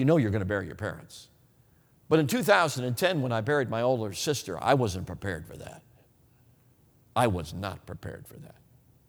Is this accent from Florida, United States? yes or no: no; Wisconsin, United States; Hey, listen, I'm from Wisconsin. I will take 30 degrees in snow any day over 40 degrees in rain any day.